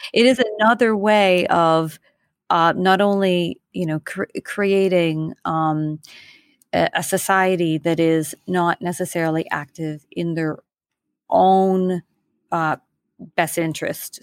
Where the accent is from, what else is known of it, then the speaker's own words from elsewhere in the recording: Canada; now in New York City, United States; I am a Canadian living in New York City.